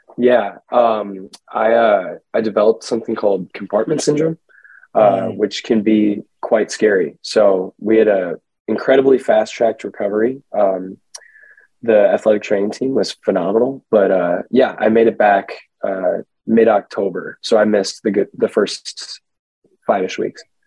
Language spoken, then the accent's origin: English; Edina, Minnesota, United States; I grew up in Edina, so I started playing travel for Edina Soccer Club very young